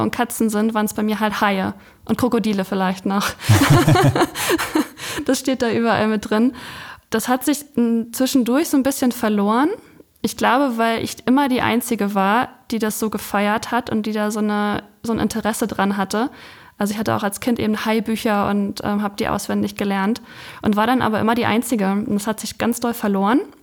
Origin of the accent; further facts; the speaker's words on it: Ueckermünde, Mecklenburg-Vorpommern, Germany; Also ich komme von der Küste.